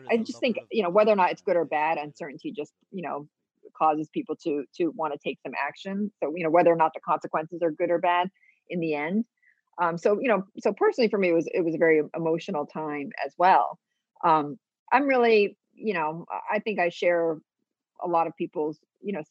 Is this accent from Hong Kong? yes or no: yes; Hong Kong; born there; I was born in Hong Kong, so it's and I'm a permanent resident there